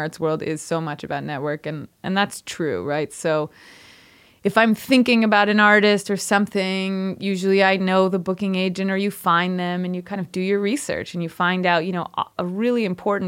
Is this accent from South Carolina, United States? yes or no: no; Rochester, New York, United States; also born or lived in Brooklyn, New York; I grew up outside of Rochester, New York, so I'm upstate New York through and through